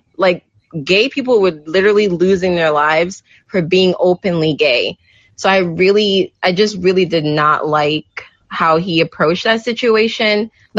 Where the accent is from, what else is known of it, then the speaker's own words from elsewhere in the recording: Jamaica; especially for us, we're very prideful as Jamaican, you're spitting in our face